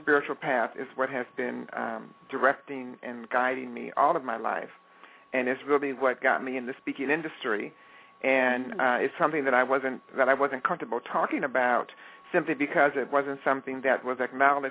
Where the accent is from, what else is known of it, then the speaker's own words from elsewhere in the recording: Detroit, Michigan, United States; moved away as an adult; I am a product of Detroit, Michigan. That's where I was born and raised.